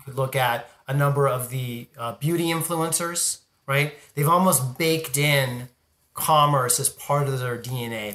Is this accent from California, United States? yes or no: yes; Southern California, United States; I grew up in Southern California